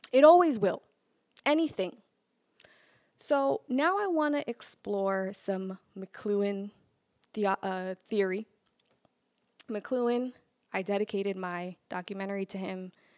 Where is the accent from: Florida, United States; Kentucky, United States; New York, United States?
New York, United States; New York City; I'm from Brooklyn